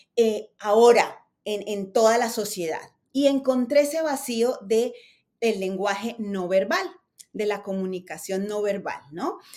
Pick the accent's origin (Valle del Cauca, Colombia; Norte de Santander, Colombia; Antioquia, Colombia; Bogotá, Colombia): Bogotá, Colombia; moved away as an adult; now in United States; Yo desde muy pequeña empecé en televisión en mi país, en Colombia, yo soy bogotana